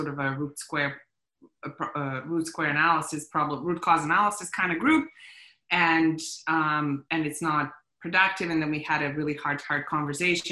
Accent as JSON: {"language": "English", "country": "Bosnia & Herzegovina", "moved": "yes", "said": "I'm a refugee from Bosnia. I've been through war"}